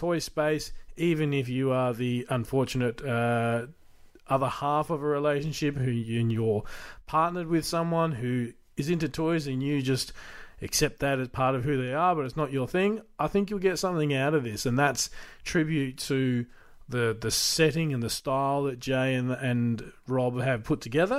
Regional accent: Australia; as an Australian collector

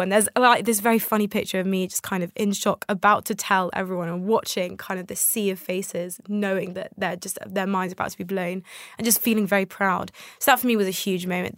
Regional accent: United Kingdom; also born or lived in Tel Aviv, Israel; I came to the U K when I was very young. I was a toddler.

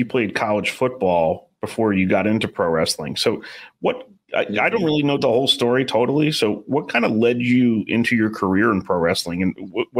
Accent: New York, United States; being a New Yorker.

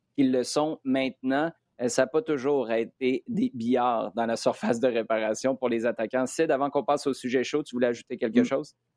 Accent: Quebec City, Quebec, Canada; J'habitais à Québec

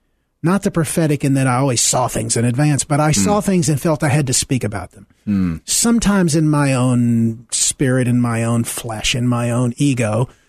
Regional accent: Deep South, United States; Well, I grew up in the Deep South, in the pre-civil rights era, in a Christian home, a very committed, faithful Christian home, in a white segregated church

